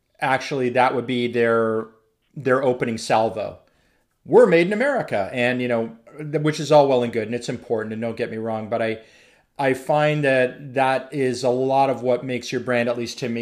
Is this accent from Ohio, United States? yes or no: yes; Zanesville, Ohio, United States; I was born in Zanesville, Ohio.